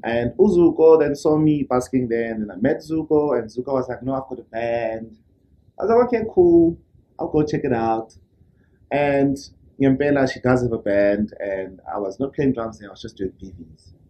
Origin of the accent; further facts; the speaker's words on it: Soweto, Gauteng, South Africa; I was born and raised born in Soweto.